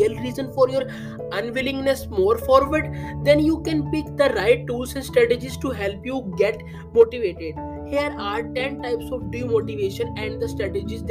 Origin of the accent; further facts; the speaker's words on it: India; I am from India